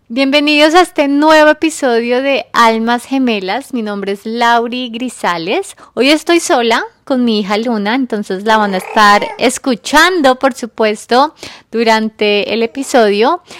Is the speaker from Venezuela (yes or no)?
no; Colombia; now in New York, United States; yo soy colombiana, pero vivo en Nueva York